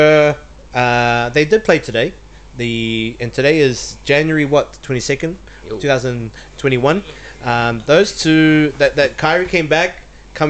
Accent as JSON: {"language": "English", "country": "New Zealand", "moved": "yes", "said": "we're from New Zealand, we're Kiwis"}